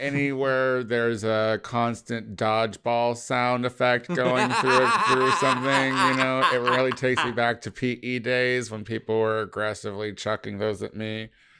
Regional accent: Midwest, United States; we're from the Midwest.

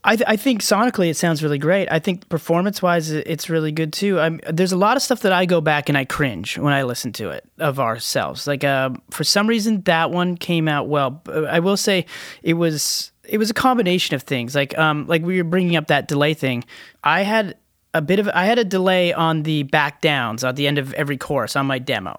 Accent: Canada; we're Canadians

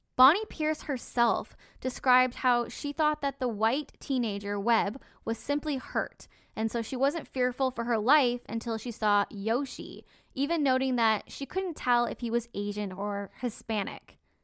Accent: Canada; I'm Canadian and guns just aren't a huge part of our culture

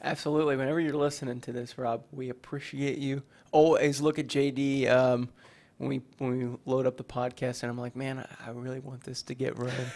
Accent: Kentucky, United States; I'm from Kentucky

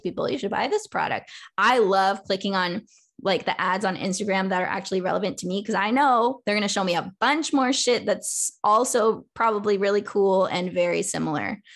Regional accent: California, United States; I'm from California, so I always grew up recycling

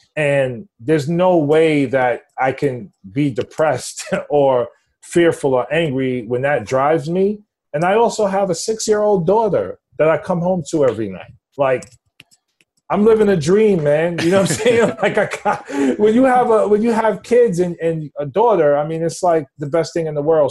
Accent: New York City, New York, United States; born and raised in the Upper East Side, East Harlem section of Manhattan

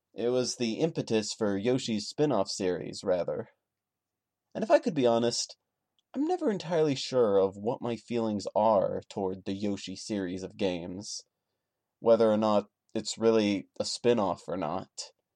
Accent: United States; I am an American

